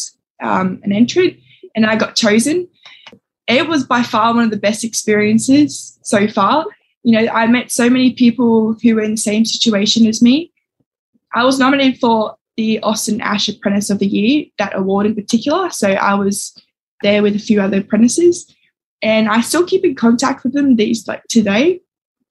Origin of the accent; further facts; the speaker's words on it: Sydney, New South Wales, Australia; moved away as an adult; now in Northern Territory, Australia; I grew up in Sydney, and then I moved to the Territory probably about 6 years ago.